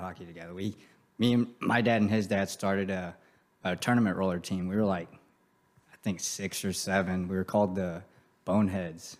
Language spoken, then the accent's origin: English; Grand Prairie, Texas, United States; I grew up in Grand Prairie. That's where I'm from